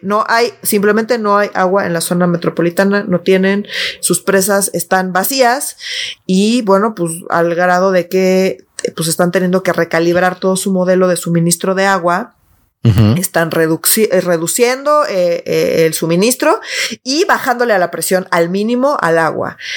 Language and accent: Spanish; Mexico City, Mexico; yo sí soy esa chilanga